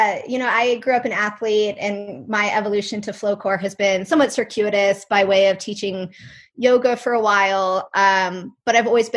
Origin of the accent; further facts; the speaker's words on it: Colorado, United States; moved away; also born or lived in North Carolina; And then I grew up in Colorado, so no surprise, I grew up in the mountains skiing.